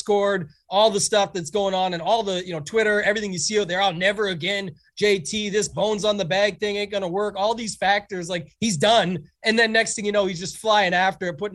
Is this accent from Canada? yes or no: yes; Canada; being Canadian